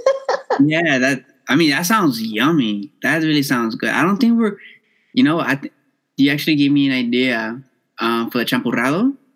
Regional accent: Los Angeles, California, United States; I born and raised in South Central

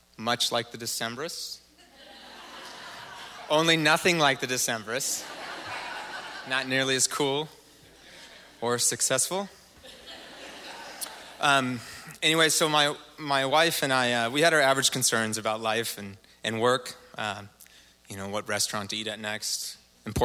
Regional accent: Portland, Oregon, United States; born or raised there

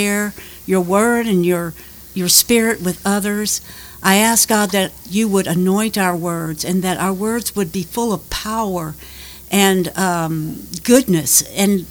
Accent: Lafayette, Louisiana, United States; moved away as an adult; also born or lived in Texas / California; I was born in Lafayette, and I grew up in Lafayette

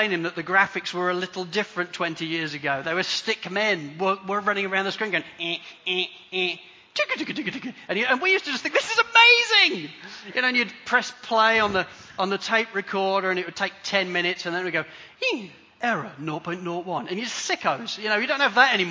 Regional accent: Spalding, East Midlands, United Kingdom; I grew up in Spalding, in Lincolnshire, in England.

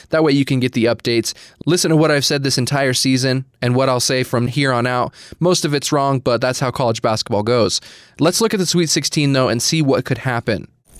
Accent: New Mexico, United States; because I'm from New Mexico

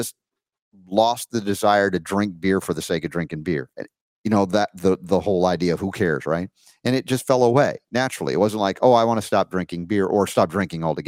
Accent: Georgia, United States; growing up in Georgia, becoming an honorary Southerner

